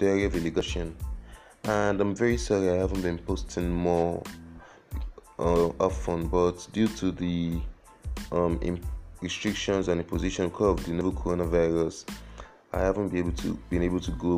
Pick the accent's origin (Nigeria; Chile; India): Nigeria; Lagos; I was born in Lagos, brought up in Lagos, I have never left Lagos in my life.